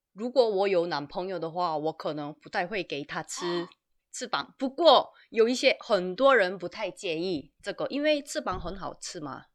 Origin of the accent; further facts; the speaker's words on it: South Korea; Chinese is a second language; also born or lived in Taiwan; 身为一名韩国人